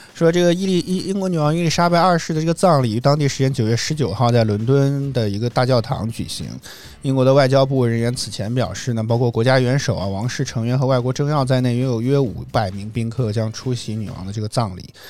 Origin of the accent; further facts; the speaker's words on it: northern China, China; 作为一个北方人